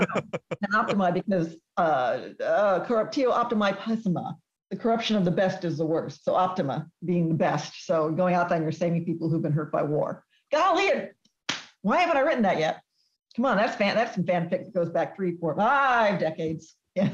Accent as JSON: {"language": "English", "region": "Texas", "country": "United States", "tie": "born or raised there", "said": "I grew up in Texas"}